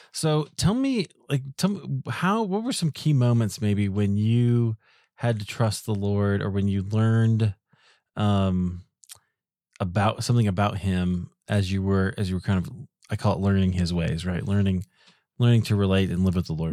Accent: Iowa, United States; now in Denver, United States; I grew up in Iowa

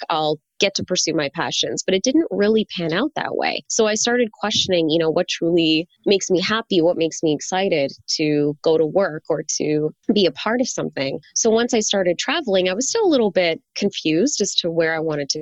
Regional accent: Canada; moved away; also born or lived in China; I grew up learning French because I'm from Canada

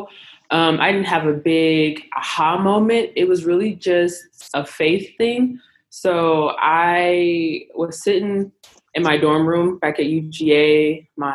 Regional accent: Powder Springs, Georgia, United States; I am from Powder Springs, Georgia

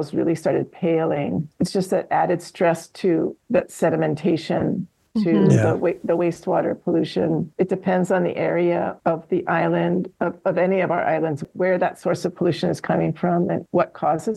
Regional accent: Hawaii, United States; Growing up in Hawaii, we're taught to be afraid, cautiously afraid

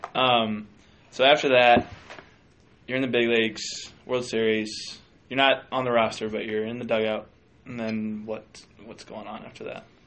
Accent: Minnesota, United States; I'm technically a Minnesotan

